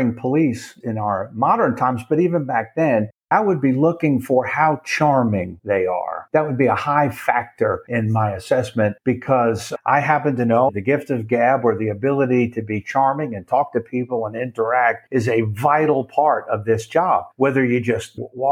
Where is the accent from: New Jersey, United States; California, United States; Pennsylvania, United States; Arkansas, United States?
New Jersey, United States; New York City area, New Jersey side of the Hudson, United States; moved away as an adult; now in North Central Texas, United States; I grew up in New York City area on the Hudson River, but the New Jersey side